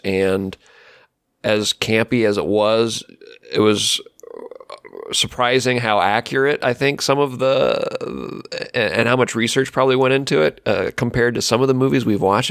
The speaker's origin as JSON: {"language": "English", "region": "Ohio", "country": "United States", "tie": "born or raised there", "said": "I'm in Ohio"}